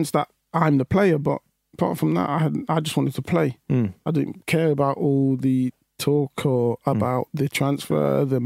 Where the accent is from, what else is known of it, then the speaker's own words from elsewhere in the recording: Leicester, East Midlands, United Kingdom; I'm from Leicester